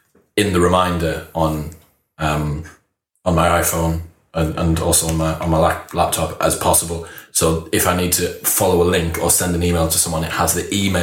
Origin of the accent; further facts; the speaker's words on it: Middlesbrough, North East England, United Kingdom; accent: Middlesbrough; Siri's bastardized my Middlesbrough accent